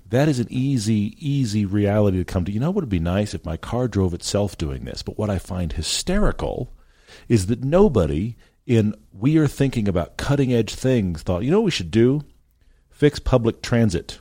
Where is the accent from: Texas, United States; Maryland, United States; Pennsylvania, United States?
Texas, United States; Houston; moved away; also born or lived in Los Angeles; I grew up in Houston